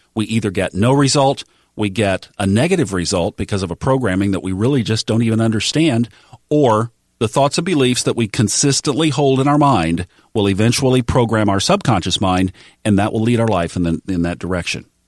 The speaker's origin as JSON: {"language": "English", "town": "Tulsa", "region": "Oklahoma", "country": "United States", "tie": "born or raised there", "said": "the Baptist church where I grew up in Tulsa, Oklahoma"}